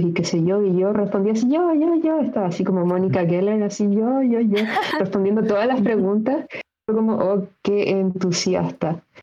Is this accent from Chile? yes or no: yes; Chile; como chilenos